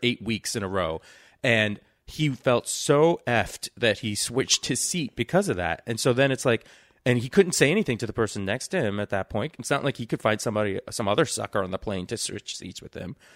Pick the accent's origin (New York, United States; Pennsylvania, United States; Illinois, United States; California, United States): New York, United States; New York City; I grew up in New York City, the first place, uh, but in Queens. So I'm from Flush and Queens